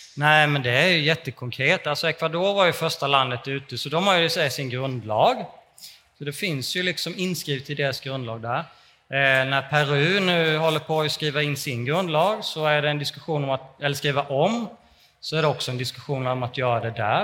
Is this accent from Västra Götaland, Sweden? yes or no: no; Småland, Kalmar County, Sweden; jag kommer från Småland och så läste jag med gymnasiet i Kalmar